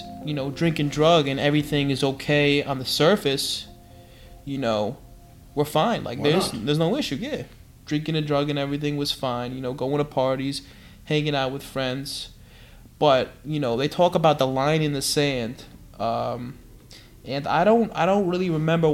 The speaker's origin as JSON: {"language": "English", "town": "New York City", "region": "New York", "country": "United States", "tie": "born or raised there", "also_born_or_lived": "Medellín, Colombia", "said": "I grew up in Flushing, Queens, and I was adopted into a Jewish family. Well, I was born in Colombia, in Medellin."}